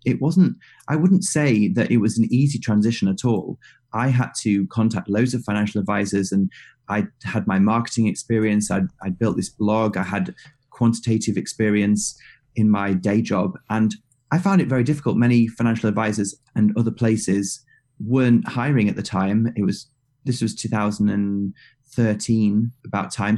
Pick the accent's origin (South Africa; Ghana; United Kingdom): United Kingdom; as a British guy